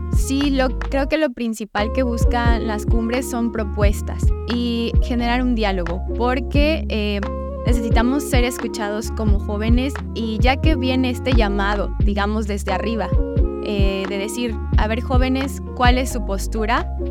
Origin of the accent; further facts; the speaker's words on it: Tuxtla Gutiérrez, Chiapas, Mexico; somos acá de Tuxtla, la mayoría, y chiapanecos